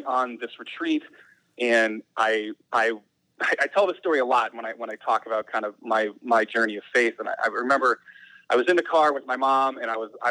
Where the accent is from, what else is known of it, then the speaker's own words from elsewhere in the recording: Tucson, Arizona, United States; moved away as an adult; now in Syracuse, United States; In Tucson. Born and raised in Tucson.